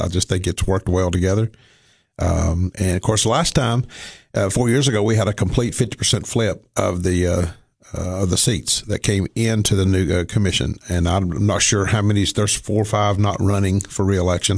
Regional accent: Cookeville, Tennessee, United States; also born or lived in Somerset, Kentucky; moved down here when I was two

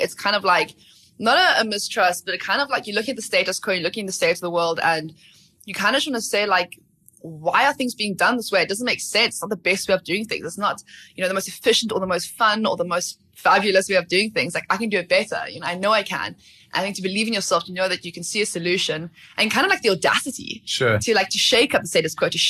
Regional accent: Port Elizabeth, Eastern Cape, South Africa; Port Elizabeth, actually.

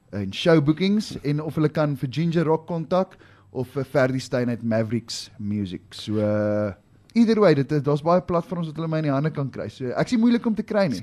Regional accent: South Africa; ek is nie Italiaans nie. Ek is 'n Suid-Afrikaner, born, bred, raised

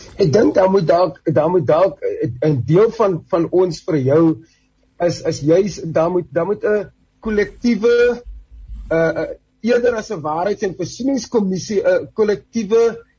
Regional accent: South Africa

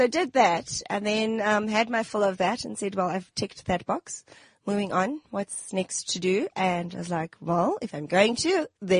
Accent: Johannesburg, Gauteng, South Africa; I come from El Dorado Park. Very proud of my heritage. Sure. I mean, it's everything, mixed bags, what you get there. So I grew up there. My mom's from Durban. My dad's from Joburg. We lived here all our lives.

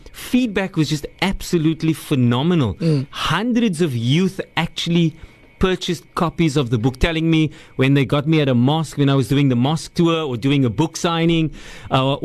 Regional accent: Cape Town, Western Cape, South Africa; I grew up in Rocklands, Mitchell's Plain

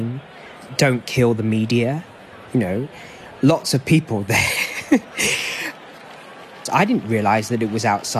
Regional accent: Worthing, South East England, United Kingdom; moved away as an adult; now in Hong Kong; I grew up in Worthing, a retirement town.

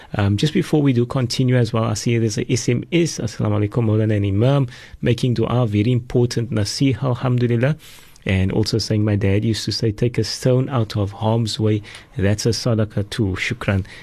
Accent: Cape Town, Western Cape, South Africa; also born or lived in Mitchells Plain; we grew up together here in the Salt River area

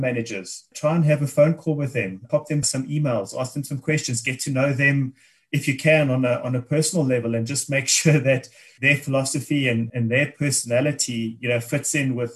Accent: South Africa; As South Africans

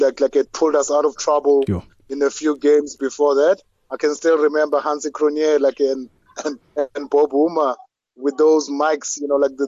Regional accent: Soweto, Gauteng, South Africa; I grew up in Soweto, in Orlando East, like the late 80s.

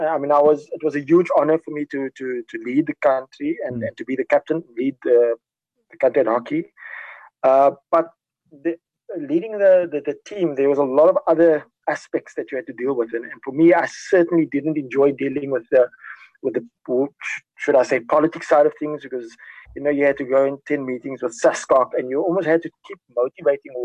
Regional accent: South Africa

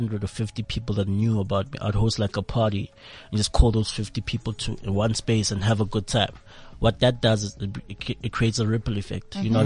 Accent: Midrand, Gauteng, South Africa; also born or lived in Tembisa; from Midrand. I grew up there

